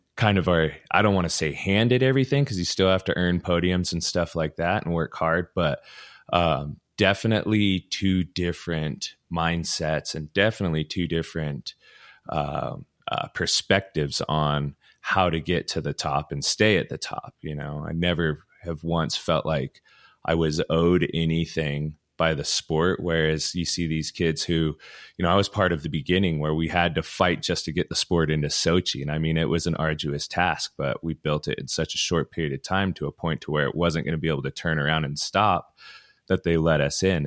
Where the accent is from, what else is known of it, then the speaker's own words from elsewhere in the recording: Ogden, Utah, United States; I was from Ogden, so, you know, Powder Mountain and Snow Basin were my two home spots back in the day.